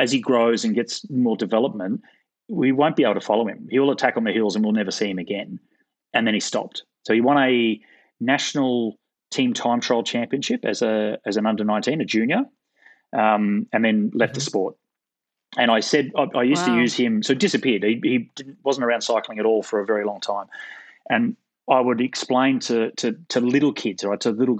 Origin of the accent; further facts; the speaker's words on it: Gold Coast, Queensland, Australia; moved away; back in the day when I was a Queenslander, so I grew up racing in Queensland on the Gold Coast